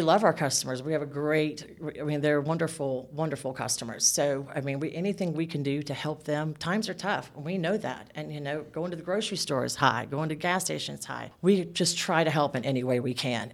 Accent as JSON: {"language": "English", "region": "south Georgia", "country": "United States", "tie": "born or raised there", "lives_now": "Northeast Georgia, United States", "said": "I was actually born and raised in Bonnie, or Georgia"}